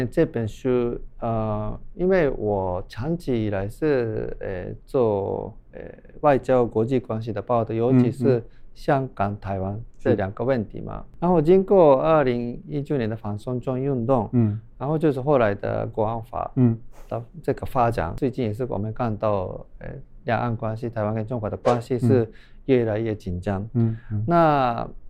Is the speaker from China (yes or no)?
no; Japan; Chinese is a second language; 这是也是我们日本人的事情。